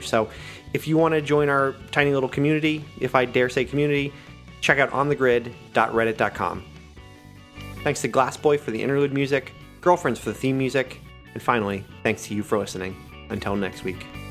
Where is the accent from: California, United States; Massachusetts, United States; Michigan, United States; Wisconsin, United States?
Massachusetts, United States; near Greenfield; my town's so small, there are only, like, five thousand people, so I, I claim Greenfield